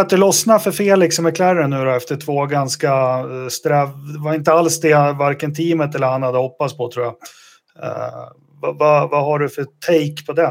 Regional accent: Sweden; jag är jättestolt svensk över säsongen Marcus gjorde.

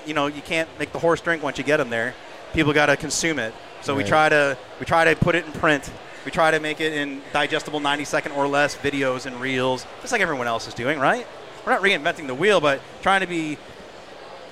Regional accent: New Hampshire, United States; I'm from New Hampshire

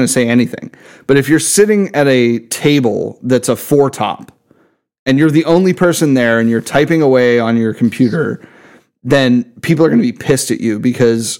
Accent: Pittsburgh, Pennsylvania, United States; also born or lived in Columbus, Ohio; we're from Pittsburgh

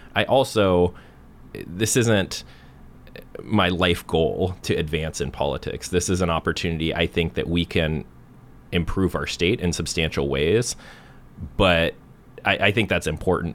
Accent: Portland, Oregon, United States; I grew up in Northwest Portland and went through the Beaverton School District

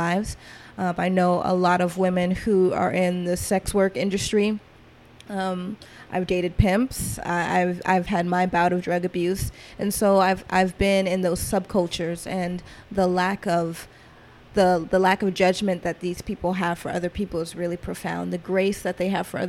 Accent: Atlanta, Georgia, United States; also born or lived in Seattle; Growing up in Atlanta, being born in Atlanta, I grew up kind of in trap culture.

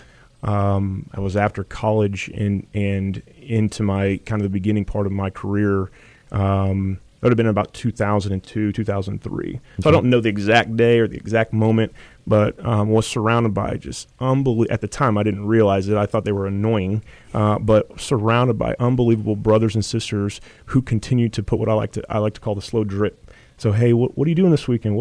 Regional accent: Indianapolis, Indiana, United States; moved away as an adult; now in San Antonio, United States; Originally from Indianapolis, Indiana

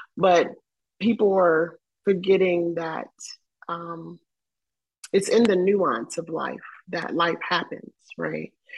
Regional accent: the South, United States; I grew up in the South.

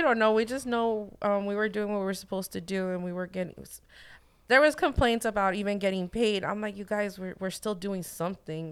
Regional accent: Santa Ana, California, United States; born and raised in Santa Ana

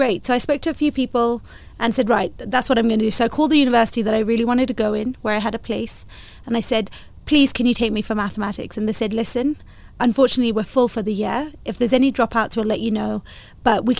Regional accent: Kenya; Being a Kenyan and Indian as well

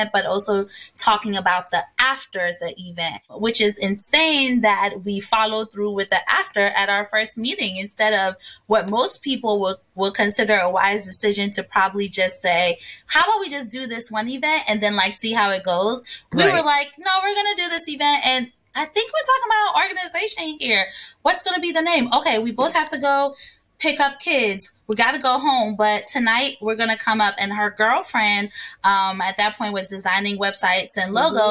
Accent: Ghana; born or raised there; also born or lived in New Jersey, United States / Washington, D.C., United States; now in United States

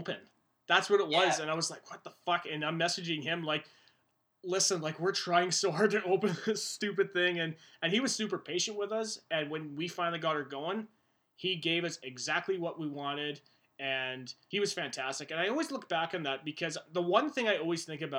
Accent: Utica, New York, United States; I'm from Utica

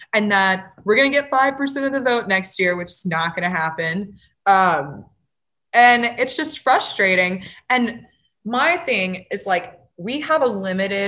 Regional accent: Louisiana, United States; moved away; I'm back in my home state of Louisiana

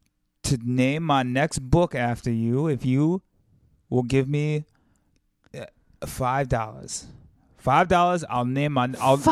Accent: the South, United States; I'm from the South.

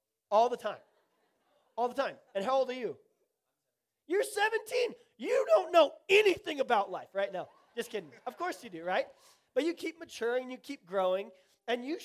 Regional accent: Tulsa, Oklahoma, United States; also born or lived in the Midwest / the South; I grew up at a Tulsa Lutheran school in Tulsa, Oklahoma. I grew up in the Midwest and in the South.

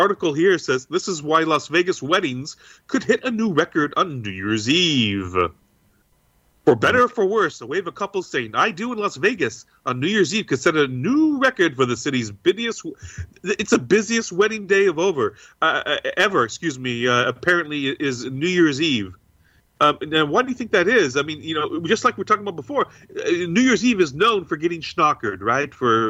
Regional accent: Cork, Munster, Ireland; I hail from Kirk. Did you know? So in case anyone didn't know, Kirk is the Irish pronunciation for Cork, for the city of Cork.

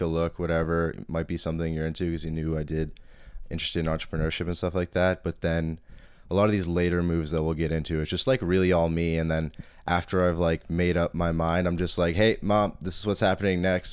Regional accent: Toronto, Ontario, Canada; accent: Toronto accent; moved away as an adult; also born or lived in London, Ontario / Boston; now in Montreal, Canada; coming from, like, midtown Toronto, like, in the city and then going to London, Ontario

